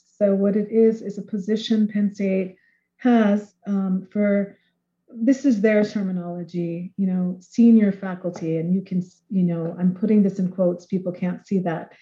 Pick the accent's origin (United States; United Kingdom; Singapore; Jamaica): Jamaica; I'm from Jamaica. I am myself a mixed race Jamaican of African as well as European descent